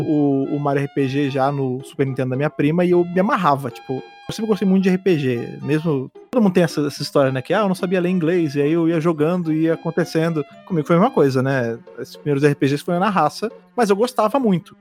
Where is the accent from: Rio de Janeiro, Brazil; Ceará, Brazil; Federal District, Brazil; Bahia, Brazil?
Rio de Janeiro, Brazil; now in São Paulo, Brazil; eu sou do Rio de Janeiro, né? Eu moro em São Paulo, mas eu sou do Rio